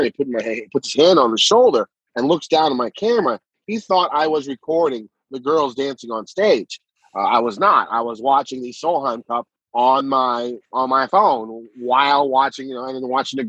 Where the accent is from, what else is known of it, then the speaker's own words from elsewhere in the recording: United States; I'm an American. I'm a Korean American